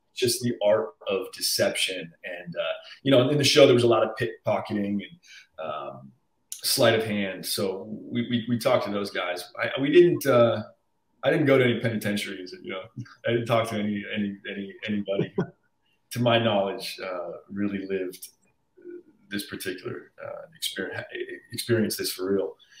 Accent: Arizona, United States; moved away as an adult; now in Los Angeles, United States; I was born in Arizona. Um, I lived there till I was 18 through high school

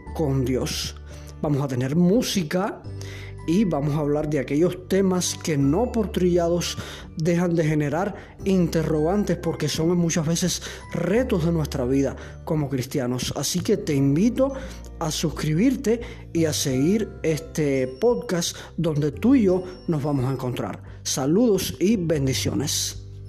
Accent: Cuba; soy de Cuba

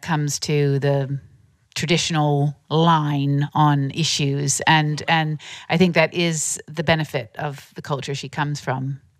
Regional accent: United States; I am American

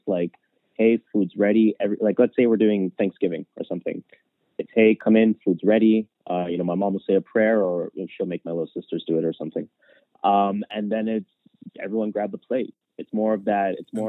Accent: Toronto, Ontario, Canada; yeah, I'm from Rexdale, which is a quote unquote hood in Toronto. Yeah, I'm from Rexdale, but I live in the houses.

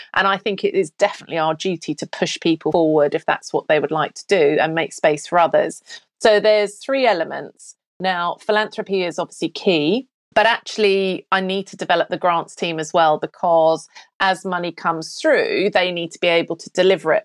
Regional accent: Australia; moved away as an adult; also born or lived in Cotswolds, England / Melbourne, Australia; now in United Kingdom; So I'm British-born, lived here till I was ten, and we emigrated to Australia. Then I came back at twenty-two.

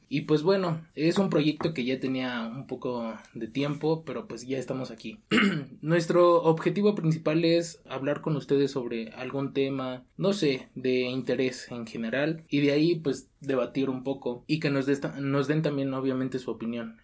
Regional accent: Mexico; darse cuenta como mexicanos

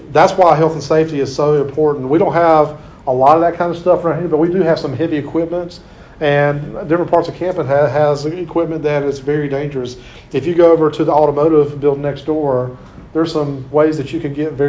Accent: Clinton, United States; in my hometown of Clinton

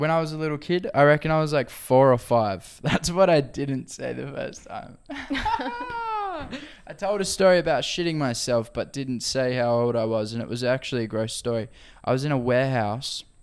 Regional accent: Gold Coast, Queensland, Australia; And I'm from the Gold Coast, and it's a cool place with blue days, still waves

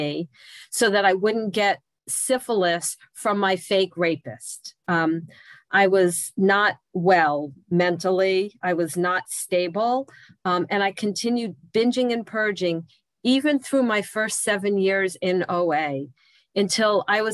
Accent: New Jersey, United States; I'm from New Jersey

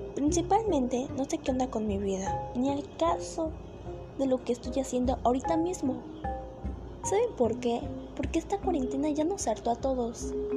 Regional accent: Mexico

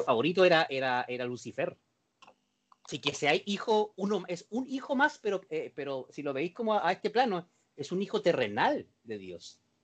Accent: Concepción, Biobío, Chile; los que somos penquistas

